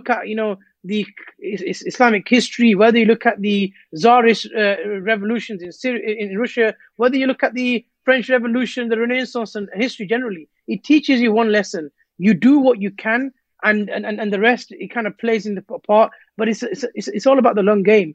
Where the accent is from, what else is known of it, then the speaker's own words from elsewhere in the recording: Rotherham, Yorkshire and the Humber, United Kingdom; I was born in Rotherham